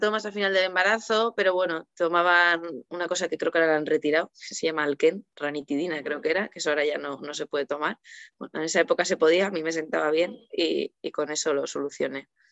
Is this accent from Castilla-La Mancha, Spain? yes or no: no; Bilbao, Basque Country, Spain; now in Cantabria, Spain; yo soy de Bilbao, ahora vivo en Cantabria.